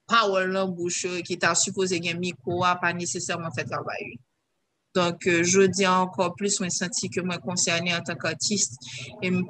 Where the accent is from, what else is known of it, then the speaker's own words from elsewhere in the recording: Haiti; ça m'a senti en tant qu'haïtienne